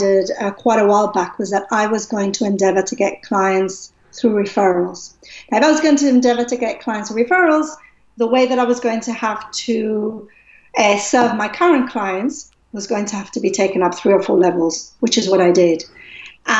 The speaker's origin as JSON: {"language": "English", "country": "Gibraltar", "tie": "born or raised there", "moved": "yes", "said": "I'm originally from Gibraltar"}